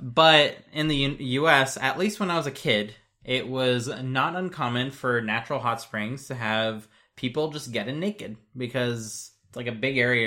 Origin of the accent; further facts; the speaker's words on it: United States; as an American